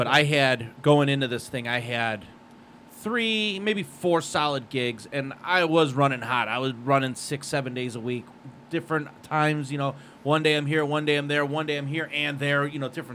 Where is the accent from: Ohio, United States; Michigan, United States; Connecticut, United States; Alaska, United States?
Ohio, United States; Cleveland; moved away as an adult; now in Las Vegas, United States; originally I'm from Cleveland, but I've lived here 15 years